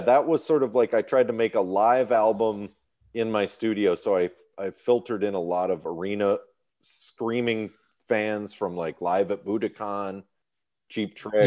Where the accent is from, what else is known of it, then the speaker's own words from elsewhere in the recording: Birmingham, Michigan, United States; moved away as an adult; also born or lived in New York City / Illinois / Texas; now in California, United States; I grew up in Birmingham, Michigan, which is a very upscale, white collar part of Detroit